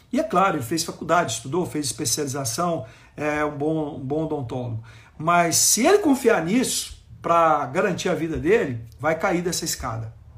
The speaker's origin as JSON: {"language": "Portuguese", "town": "Goiânia", "region": "Goiás", "country": "Brazil", "tie": "born or raised there", "said": "Eu nasci em Goiânia, sou goiano do pé rachado, nasci aqui, é, nasci na maternidade, mas é, eu nasci, minha mãe morava aqui no bairro que eu ainda moro, Jardim Novo Mundo"}